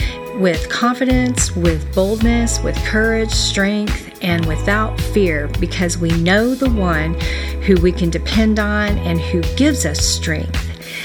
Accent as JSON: {"language": "English", "region": "Texas", "country": "United States", "said": "Well, being a Texan, I grew up on a lot of cheese and a lot of tacos."}